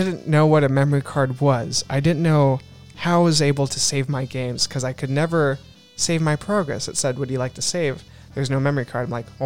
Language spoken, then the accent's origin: English; Alaska, United States; moved away; growing up in Alaska, actually, which is where I was living for 8 years.